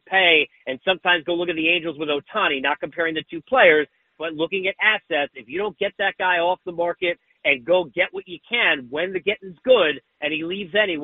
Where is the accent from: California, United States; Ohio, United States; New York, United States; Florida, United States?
New York, United States; I grew up in New York